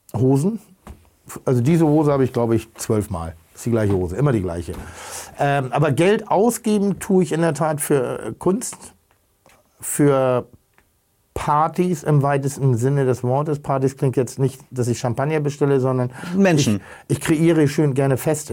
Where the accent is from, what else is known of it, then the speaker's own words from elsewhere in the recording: Germany; also born or lived in Hamburg; ich bin, bin, bin, bin auf dem Land groß geworden